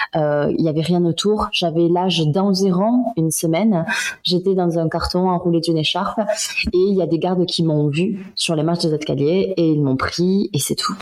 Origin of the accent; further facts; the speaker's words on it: France; also born or lived in Ho Chi Minh City, Vietnam; je suis arrivée en France, j'avais à peu près deux mois et j'ai grandi à la campagne